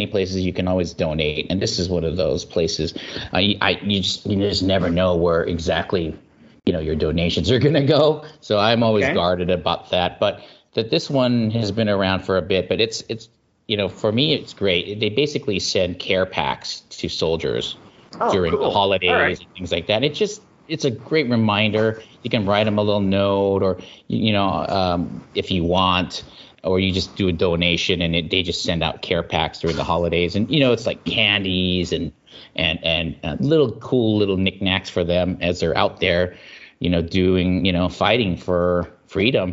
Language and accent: English; United States; I'm Asian American, and I'm specifically Filipino American